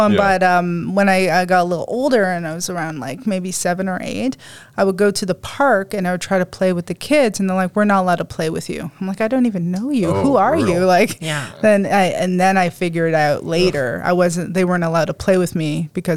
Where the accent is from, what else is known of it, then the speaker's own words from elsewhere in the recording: Shubenacadie, Nova Scotia, Canada; I am from the East Coast. Yeah, I'm from Sipigenacadic, Nova Scotia.